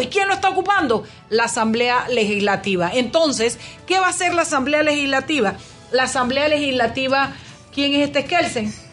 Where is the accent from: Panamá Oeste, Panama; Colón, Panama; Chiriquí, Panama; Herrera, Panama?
Chiriquí, Panama; nací yo en la República Internacional de Chiriquí, bueno, cuando todavía pertenecíamos a Panamá